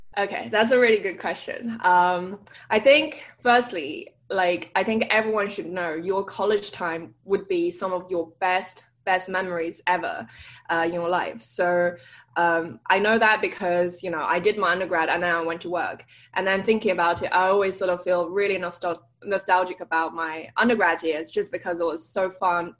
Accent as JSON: {"language": "English", "region": "London", "country": "United Kingdom", "tie": "born or raised there", "also_born_or_lived": "Cambridge", "moved": "as an adult", "lives_now": "Stanford, United States", "said": "So I grew up in London, um, northwest part of London, Hampstead"}